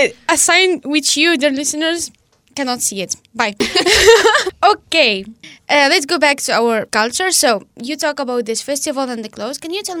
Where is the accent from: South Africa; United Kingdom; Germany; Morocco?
Morocco; northern Morocco; accent: northern accent; English is a second language; And I'm so from northern part that people cannot understand me sometimes.